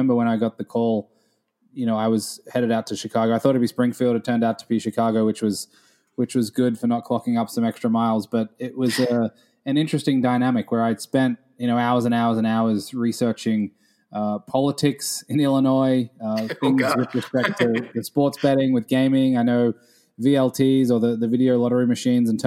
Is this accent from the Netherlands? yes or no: no; Australia; moved away as an adult; now in New York, United States; growing up in Australia